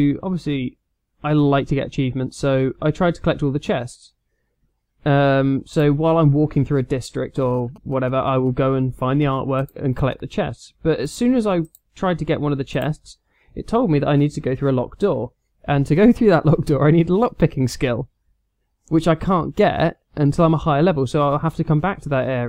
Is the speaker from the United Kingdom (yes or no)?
yes; United Kingdom; We can say this as being British.